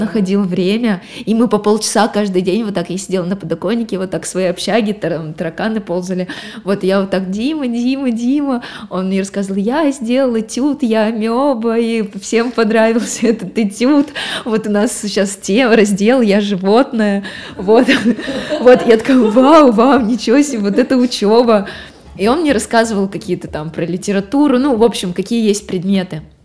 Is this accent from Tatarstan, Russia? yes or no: no; Gubakha, Perm Krai, Russia; это было в Губахе, а. это вот откуда я родом, это, это маленький город недалеко от Перми